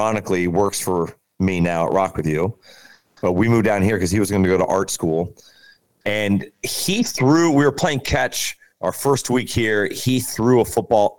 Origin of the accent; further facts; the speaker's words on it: Kansas City, Missouri, United States; moved away as an adult; also born or lived in Fort Lauderdale, Florida / Boca Raton, Florida; I grew up in Kansas City